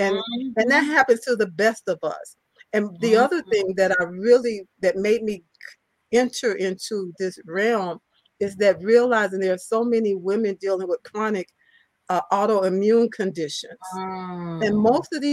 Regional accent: Chicago, Illinois, United States; I'm from Chicago, Illinois, the Chicago area. I live right outside of Chicago.

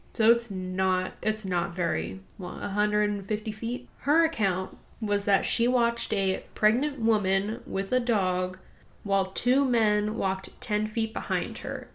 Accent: California, United States; I grew up in California

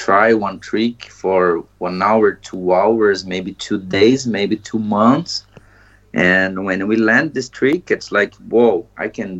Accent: Brazil; English is a second language; also born or lived in Maringá, Paraná, Brazil; now in Iceland; I'm from Brazil and currently live in Iceland.

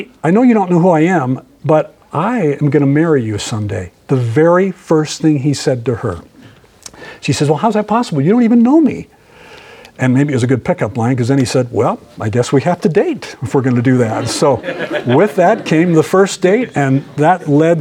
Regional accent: Minnesota, United States; also born or lived in Salt Lake City, Utah; I was born in Minnesota and born to an unwed mother

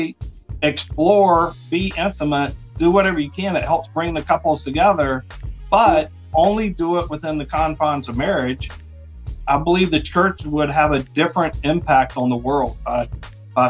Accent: the South, United States; I'm from the South, the Bible Belt

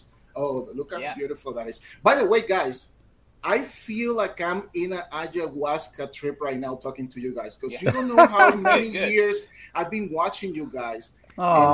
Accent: Puerto Rico; I'm from Puerto Rico

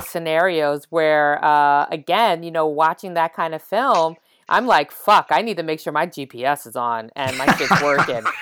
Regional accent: New York City, New York, United States; I grew up in the East Village

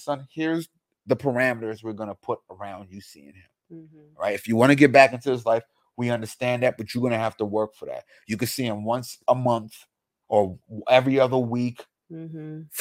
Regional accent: United States; I grew up in America

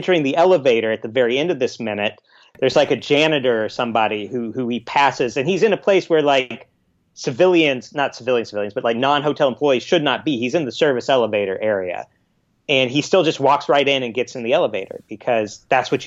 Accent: Los Angeles, California, United States; I'm from Los Angeles

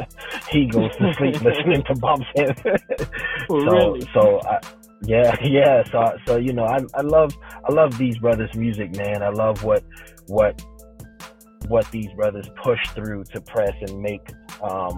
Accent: South Carolina, United States; I'm from South Carolina

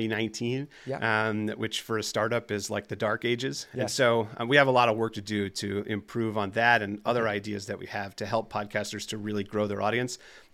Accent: New Jersey, United States; accent: New Jersey; I'm from New Jersey, and I've been noticing a couple of words that come out that make me sound like New Jersey, like coffee, stuff like that.

